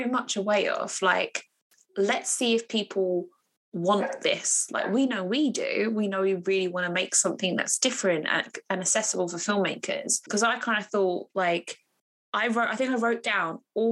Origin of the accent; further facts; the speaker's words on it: Harlow, East of England, United Kingdom; my hometown in Harlow